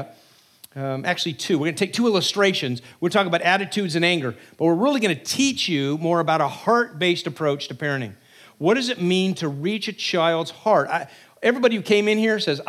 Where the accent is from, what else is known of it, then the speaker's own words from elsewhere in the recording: New Jersey, United States; We're from New Jersey, so we're quite a ways away.